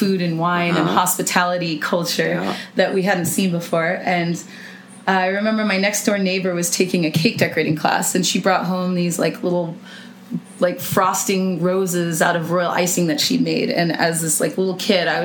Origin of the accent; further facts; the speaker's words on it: Napa, California, United States; moved away as an adult; also born or lived in San Luis Obispo / Los Angeles; my hometown of Napa